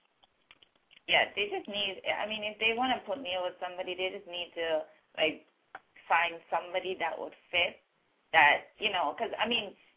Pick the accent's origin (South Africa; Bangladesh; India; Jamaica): Jamaica; accent: Caribbean, Jamaican; now in Canada; I am actually from Jamaica.